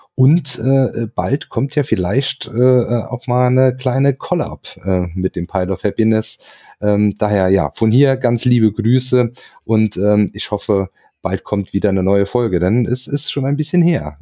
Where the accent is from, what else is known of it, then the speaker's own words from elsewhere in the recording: Hunsrück, Rhineland-Palatinate, Germany; im Hunsrück, äh, meine Heimat quasi